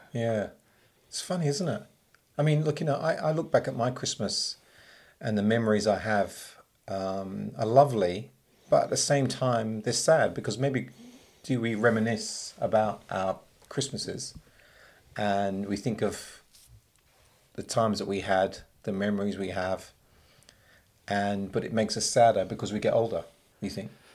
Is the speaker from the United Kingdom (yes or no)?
yes; England, United Kingdom; now in Australia; I grew up in England, and it was cold